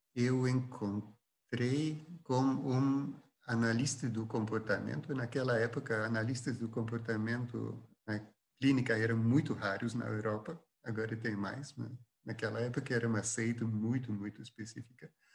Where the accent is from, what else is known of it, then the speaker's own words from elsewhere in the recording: Flanders, Belgium; first language Dutch; Portuguese is a second language; now in Brazil; eu sou do, do norte da Bélgica e a, é a língua é holandesa